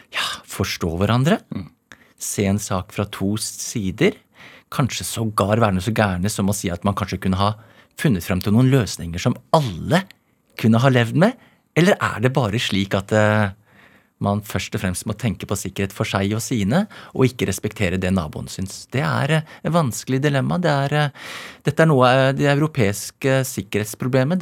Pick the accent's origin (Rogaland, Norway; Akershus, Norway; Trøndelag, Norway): Akershus, Norway; Asker; Jeg er fra Asker